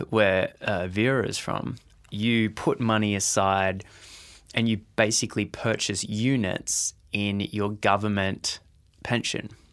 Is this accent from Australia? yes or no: yes; Australia; as an Australian